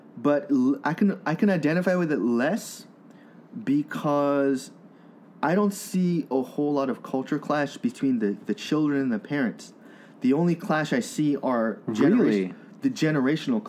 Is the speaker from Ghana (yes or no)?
no; United States; As an American of Asian descent